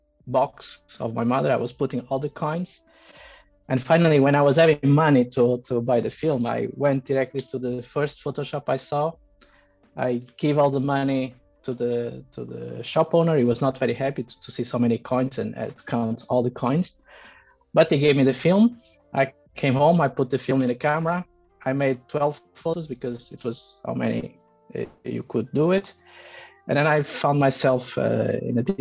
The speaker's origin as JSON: {"language": "English", "country": "Portugal", "tie": "born or raised there", "also_born_or_lived": "China / France / Bavaria, Germany", "moved": "as an adult", "lives_now": "Berlin, Germany", "said": "I was growing up in Portugal and even studying in Portugal photography"}